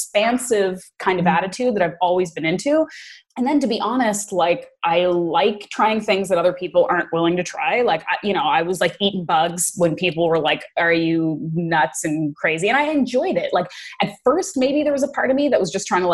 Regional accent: East Coast of Canada, Atlantic Canada, Canada; moved away as an adult; also born or lived in Bermuda / New York; I grew up in the East Coast of Canada

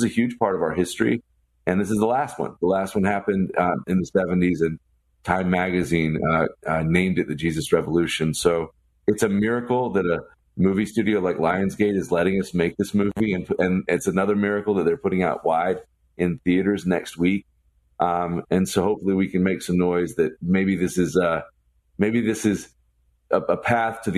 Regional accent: the South, United States; I'm from the South

